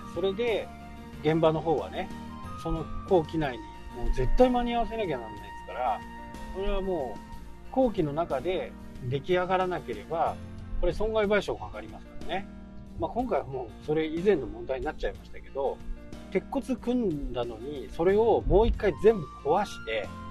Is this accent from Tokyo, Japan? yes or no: no; Yoichi, Hokkaido, Japan; moved away; 僕の田舎の家から一番近い駅っていうのが余市